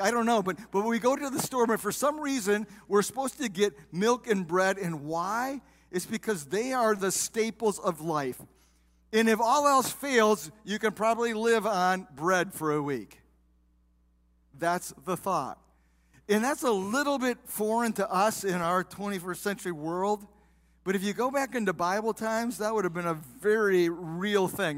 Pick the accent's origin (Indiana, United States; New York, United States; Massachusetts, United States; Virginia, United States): Indiana, United States; South Bend; now in Waterford, United States; I grew up in South Bend, Indiana